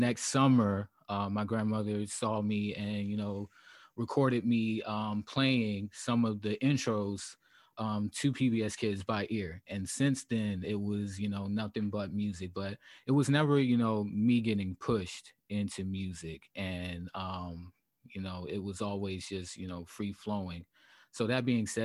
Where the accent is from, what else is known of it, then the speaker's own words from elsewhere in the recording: Savannah, Georgia, United States; moved away; also born or lived in South Carolina / Charlotte, North Carolina / Washington, District of Columbia, United States / Los Angeles; I come from Savannah, Georgia, the west side of Savannah, Georgia.